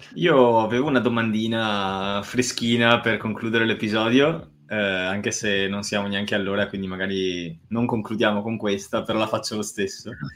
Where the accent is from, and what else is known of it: Veneto, Italy